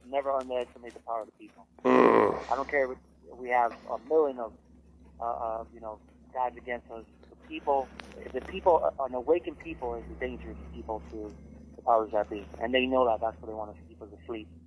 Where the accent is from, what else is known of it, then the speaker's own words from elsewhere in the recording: Miami, Florida, United States; I'm from Miami, so unfortunately, I have a Miami side to me